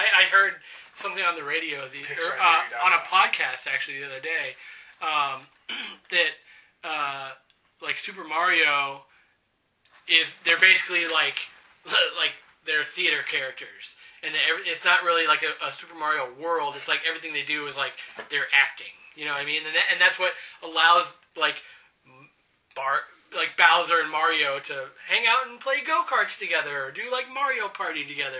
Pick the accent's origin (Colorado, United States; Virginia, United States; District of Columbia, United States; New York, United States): Colorado, United States; Denver; born there; Denver. I have family in Boulder.